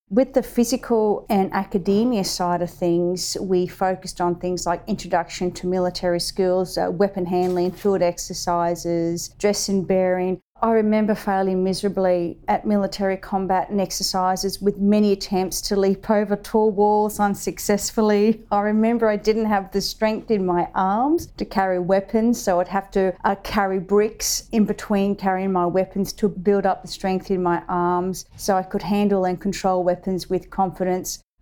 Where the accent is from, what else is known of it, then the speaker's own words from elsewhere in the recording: Penrith, New South Wales, Australia; born there; I was born in Penrith in 1971 whilst my father was serving at RAAF Richmond.